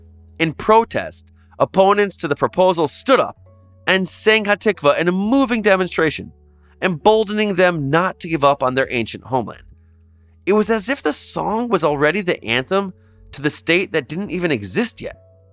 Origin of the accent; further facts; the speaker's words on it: United States; I'm American